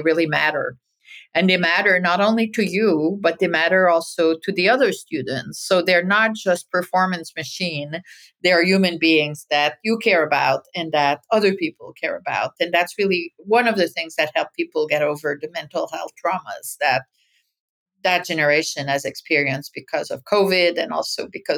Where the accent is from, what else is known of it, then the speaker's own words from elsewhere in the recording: Francophone world, Quebec, Canada; moved away as an adult; also born or lived in Paris, France; now in United States; I grew up in the Francophone world